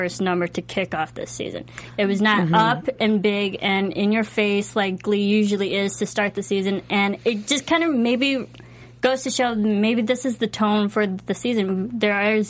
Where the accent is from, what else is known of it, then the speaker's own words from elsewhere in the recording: Midwest, United States; I come from the Midwest